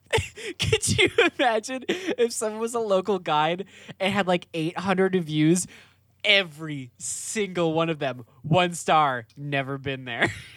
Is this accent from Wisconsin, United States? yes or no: yes; Wisconsin, United States; when I was a kid, like growing up in Wisconsin.